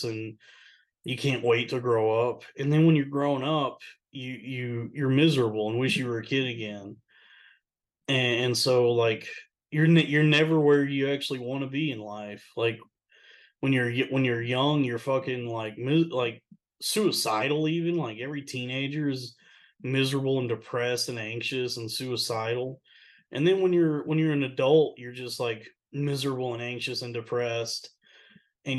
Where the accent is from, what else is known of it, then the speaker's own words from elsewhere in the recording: Texas, United States; moved away; I miss growing up in Texas. That was such a good time. What a fun place to grow up, Texas